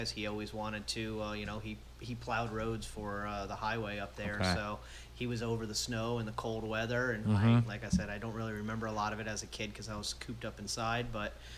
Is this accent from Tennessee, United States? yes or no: no; Florida, United States; also born or lived in Adirondack Mountains, New York; I've lived down here since I was a kid, since 7 or 8 years old. I've lived right in this area